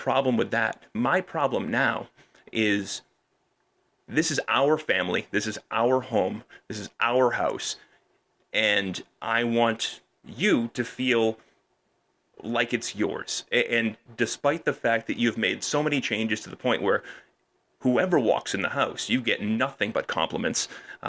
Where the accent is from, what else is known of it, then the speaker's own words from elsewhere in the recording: Peabody, Massachusetts, United States; moved away as an adult; also born or lived in Lynn / Wakefield; now in Windham, United States; I grew up on the North Shore. Right, I grew up in Peabody and in Lynn and Wakefield